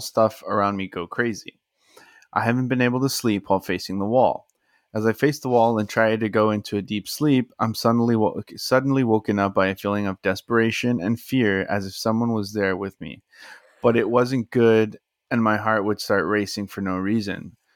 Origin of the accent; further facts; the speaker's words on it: South Texas, United States; we were from, from, you know, South Texas too